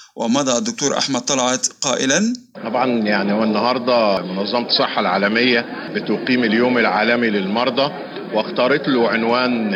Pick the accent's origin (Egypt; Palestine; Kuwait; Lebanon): Egypt; احنا كلنا كمصريين